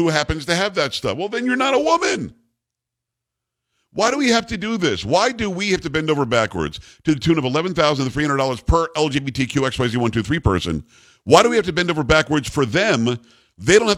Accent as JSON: {"language": "English", "region": "New York", "country": "United States", "moved": "yes", "lives_now": "Texas, United States", "said": "I'm from New York originally"}